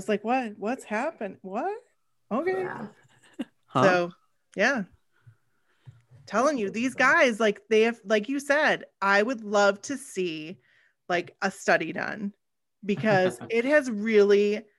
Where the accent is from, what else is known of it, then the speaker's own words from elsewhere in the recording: Maine, United States; we're from Maine.